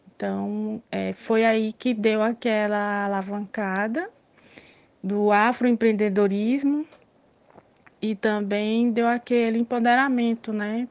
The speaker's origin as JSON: {"language": "Portuguese", "town": "Teresina", "region": "Piauí", "country": "Brazil", "tie": "born or raised there", "said": "Então, eu nasci aqui em Teresina, Piauí, é, há 40 anos, moro aqui em Teresina, Piauí."}